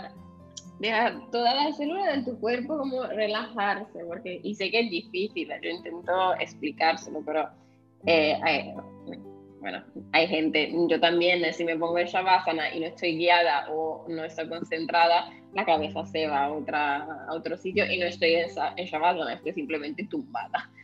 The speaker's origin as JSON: {"language": "Spanish", "region": "northern Italy", "country": "Italy", "tie": "born or raised there", "also_born_or_lived": "southern Spain", "second_language": "Spanish", "moved": "as an adult", "lives_now": "Spain", "said": "yo he crecido en un pueblo de 700 personas"}